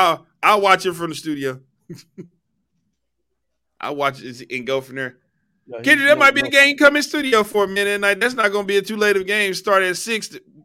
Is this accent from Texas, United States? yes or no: yes; Cedar Hill, Texas, United States; my hometown of Cedar Hills